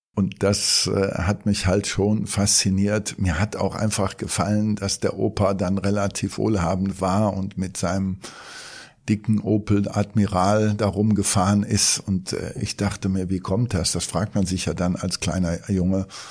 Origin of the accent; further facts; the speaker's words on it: Cologne, North Rhine-Westphalia, Germany; Ich bin geborener Kölner und bin auch im Vorort von Köln aufgewachsen